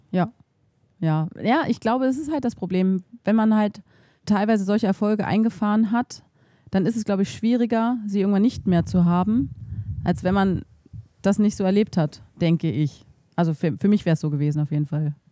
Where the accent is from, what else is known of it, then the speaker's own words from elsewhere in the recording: Berlin, Germany; moved away as an adult; also born or lived in Thuringia; ich komme halt aus Berlin